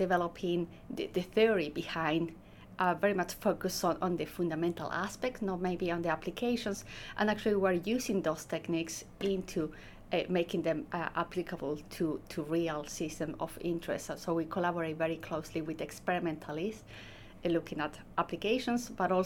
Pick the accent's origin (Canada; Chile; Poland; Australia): Chile; moved away as an adult; also born or lived in Edinburgh, United Kingdom; now in Oxford, United Kingdom; I'm from Chile, mm-hmm. So I first came to the UK in 2015